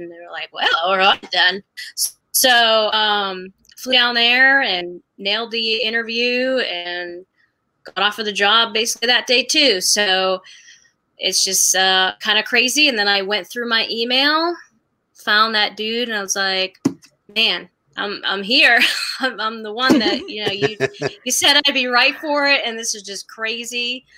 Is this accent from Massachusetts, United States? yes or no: yes; Massachusetts, United States; moved away as an adult; also born or lived in Vermont / St. Joseph, Missouri / Springfield, Missouri / Omaha, Nebraska; now in Birmingham, United States; I'm from Massachusetts, went to college in Vermont